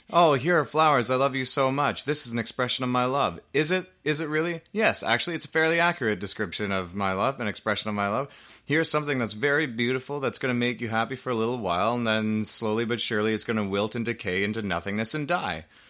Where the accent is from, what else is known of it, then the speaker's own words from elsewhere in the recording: Canada; we're Canadian.